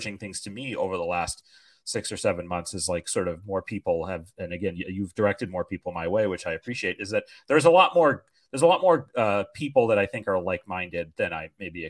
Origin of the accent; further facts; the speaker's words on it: North Conway, New Hampshire, United States; I grew up in North Conway area